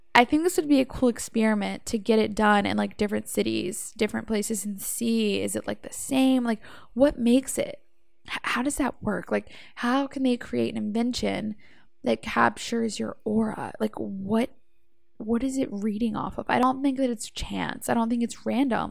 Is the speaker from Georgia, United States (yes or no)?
yes; Savannah, Georgia, United States; I'm from Savannah, Georgia